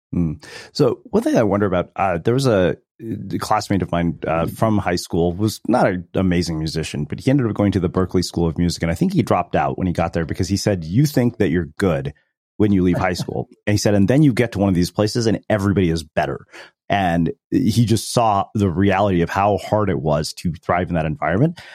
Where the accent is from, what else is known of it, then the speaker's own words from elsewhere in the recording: Texas, United States; growing up in Texas